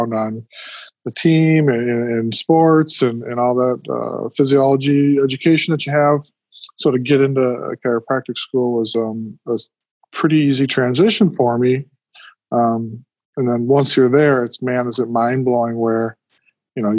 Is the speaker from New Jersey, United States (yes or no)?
no; Twin Cities area, South Metro, Minnesota, United States; also born or lived in Duluth, Minnesota; I'm from the Twin Cities area here, South Metro